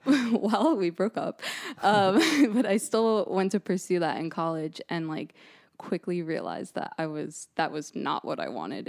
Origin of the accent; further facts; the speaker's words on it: New Jersey, United States; moved away as an adult; also born or lived in East Stroudsburg; now in Boston, United States; I'm from New Jersey originally